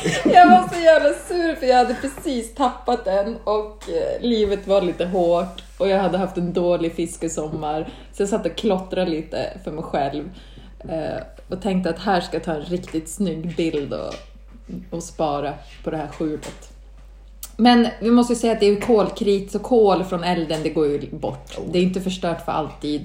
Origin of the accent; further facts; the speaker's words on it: Stockholm, Stockholm County, Sweden; now in Norrland, Sweden; jag är ju uppväxt i Stockholm